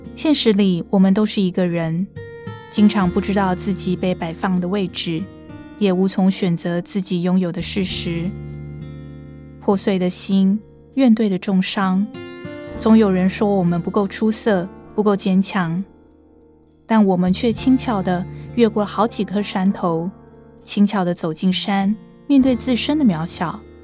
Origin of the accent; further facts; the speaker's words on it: Taipei, Taiwan; 我是台北人